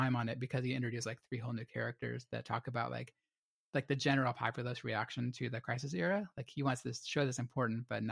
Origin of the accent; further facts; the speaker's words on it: United States; as American readers